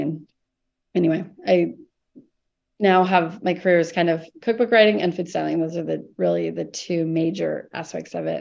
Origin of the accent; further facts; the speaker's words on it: Columbus, Nebraska, United States; moved away as an adult; now in Portland, United States; growing up in Nebraska